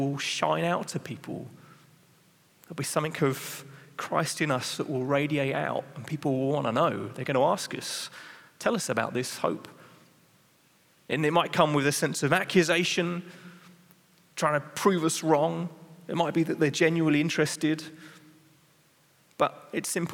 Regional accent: England, United Kingdom; I'm English, so in England, you're trained how to be polite

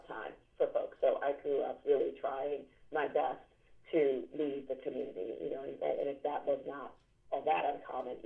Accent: New York City, New York, United States; I grew up in the South Bronx, and I just still live two blocks away from the house I grew up

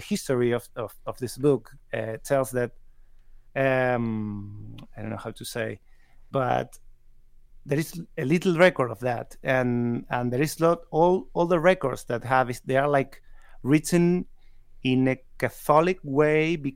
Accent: San Juan, Argentina; English is a second language; moved away as an adult; now in Córdoba, Argentina; I was born in San Juan. It's a city that is West Argentina

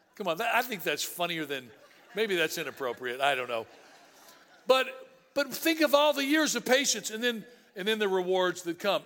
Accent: Tennessee, United States; I grew up in Tennessee.

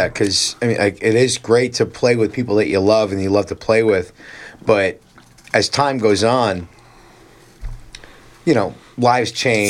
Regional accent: Cedar Knolls, New Jersey, United States; also born or lived in Phoenix; I grew up in Cedar Knoll.

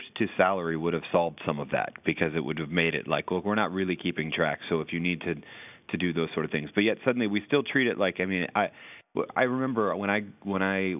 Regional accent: New England, United States; I come from New England

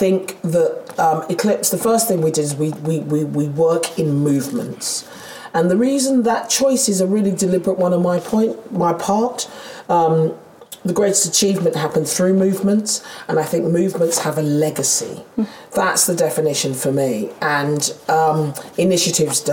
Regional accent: London, United Kingdom; accent: Londoner; I'm a Londoner. You can hear I'm a Londoner. I'm a goddamn South East Londoner.

